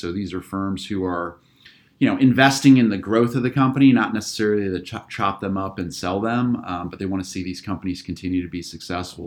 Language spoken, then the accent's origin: English; just outside of Akron, Northeast Ohio, United States; also born or lived in Pennsylvania; I'm, uh, native Ohioan. I grew up in Northeast Ohio, just outside of Akron